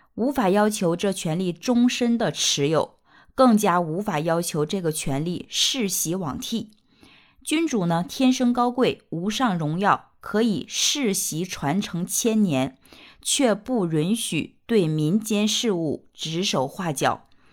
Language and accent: Chinese; China; 我们中国人